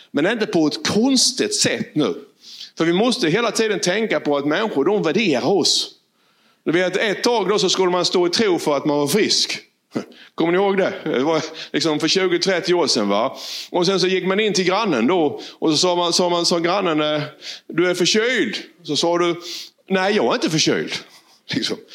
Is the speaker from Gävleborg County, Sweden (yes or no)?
no; Valje, Blekinge, Sweden; från Valje.